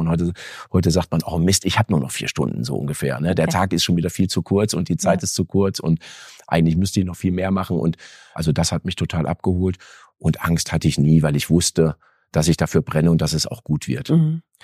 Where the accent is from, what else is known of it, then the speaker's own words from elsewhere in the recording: Erfurt, Thuringia, Germany; also born or lived in Detmold / Lemgo; now in Bielefeld, Germany; was ich mit Thüringen verbinde. Eine, wirklich eine schöne Kindheit, äh, viel Familie auch, die auch heute noch da wohnt